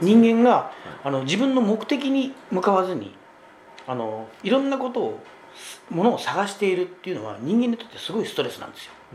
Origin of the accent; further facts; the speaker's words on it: Kyushu, Miyazaki, Japan; 私ね宮崎の、はい、九州の宮崎出身でね